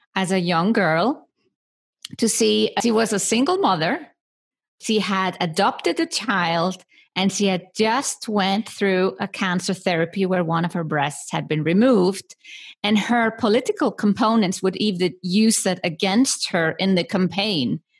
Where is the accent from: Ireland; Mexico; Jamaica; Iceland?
Iceland; I was brought up in Iceland, small country in the middle of the Atlantic Ocean with only 350,000 inhabitants.